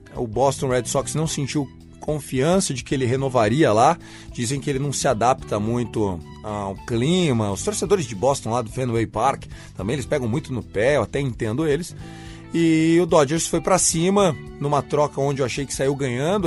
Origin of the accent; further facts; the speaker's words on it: interior of São Paulo, Brazil; sou do interior de São Paulo